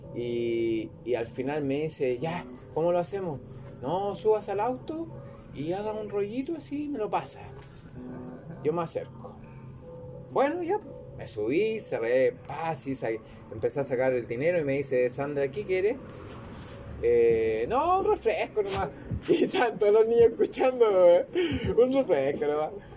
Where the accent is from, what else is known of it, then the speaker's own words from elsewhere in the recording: Chile; moved away as an adult; now in Tepic, Mexico; Soy chileno.